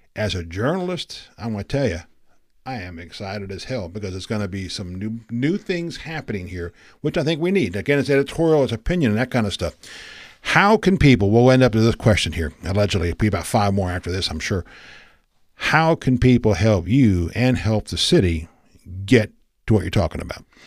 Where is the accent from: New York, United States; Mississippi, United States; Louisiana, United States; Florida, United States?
Florida, United States; East Coast of; moved away; I grew up on the East Coast of Florida